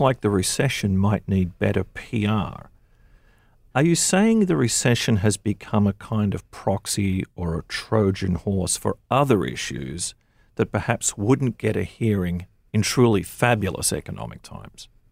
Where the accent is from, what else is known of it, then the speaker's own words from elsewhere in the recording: Australia; now in United States; I was born in Australia